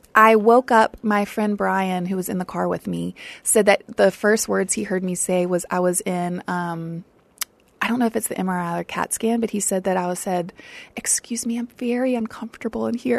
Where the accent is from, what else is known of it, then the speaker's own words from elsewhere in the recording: South Louisiana, United States; I grew up in South Louisiana